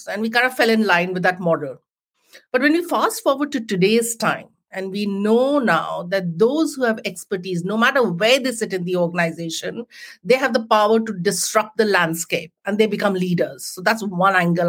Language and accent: English; Jamshedpur, Jharkhand, India; moved away as an adult; now in United Kingdom; I grew up in a small town in India called Jamshedpur, which is the home of the Tatas.